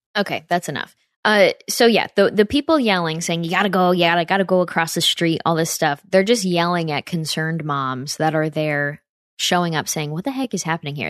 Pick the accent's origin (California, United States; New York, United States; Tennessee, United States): New York, United States; near Saratoga, upstate; my hometown in upstate New York by Saratoga